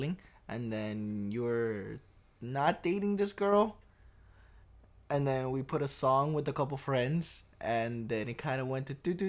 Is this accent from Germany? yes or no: no; Peru; Different. It's, you know, I didn't grow in a in a wealthy income house. It was rough.